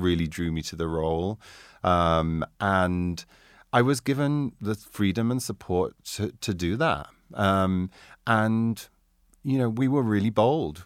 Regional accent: Doncaster, Yorkshire and the Humber, United Kingdom; also born or lived in Carlisle, Cumbria; now in New York, United States; I was born in South Yo-, Doncaster, South Yorkshire

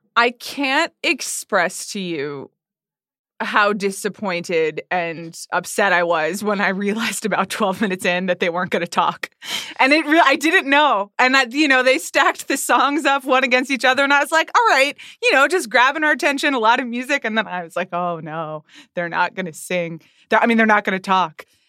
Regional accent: Atlanta, Georgia, United States; moved away; also born or lived in New York; I grew up in Atlanta

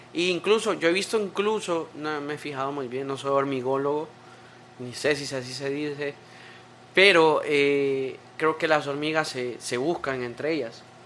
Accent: Tegucigalpa, Francisco Morazán, Honduras; nací en Tegucigalpa

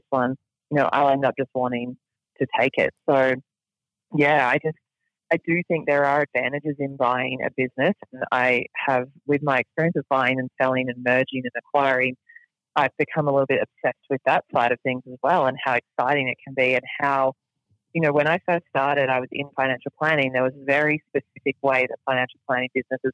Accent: Australia; now in United States; I'm still an Australian citizen, and then I'm a resident of the United States

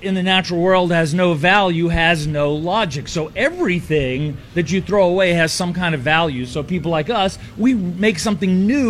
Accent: Frog Pond, Alabama, United States; I'm from a small town in Alabama called Frog Pond, Alabama, population 76 when I'm not home.

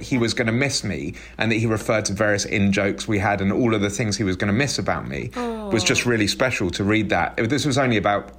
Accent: United Kingdom; We're quite British, actually, especially Teddy.

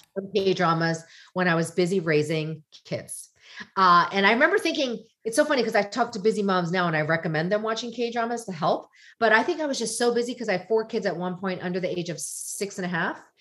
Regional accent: United States; I'm Korean American, did not like being Korean American. I wanted to be American.

